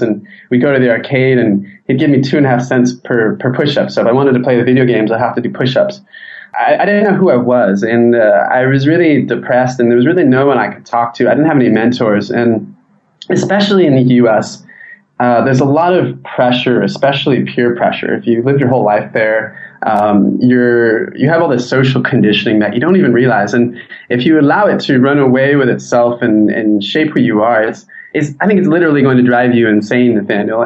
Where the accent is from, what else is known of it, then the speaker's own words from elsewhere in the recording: San Diego, California, United States; I'm from San Diego